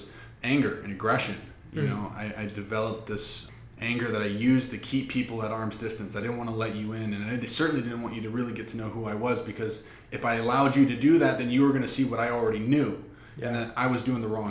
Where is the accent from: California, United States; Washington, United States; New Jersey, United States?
Washington, United States; Seattle; moved away; originally I was born and raised in the Seattle, Washington area